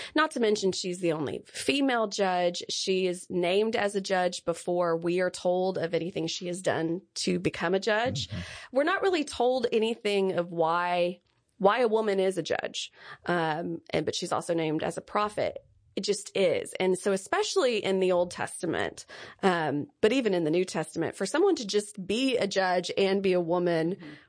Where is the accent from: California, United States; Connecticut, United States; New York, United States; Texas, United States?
Texas, United States; Lindale; I'm from Lindale, Texas